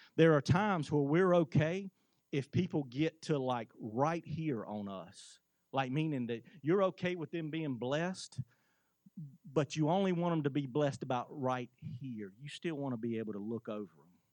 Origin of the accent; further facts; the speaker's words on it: United States; as an American